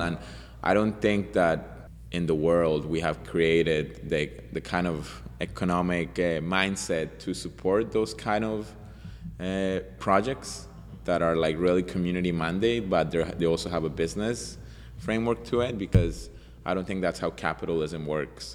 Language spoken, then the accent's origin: English; Colombia; also born or lived in Montreal, Canada; now in Vancouver, Canada; I'm from Colombia. I came from Colombia as a refugee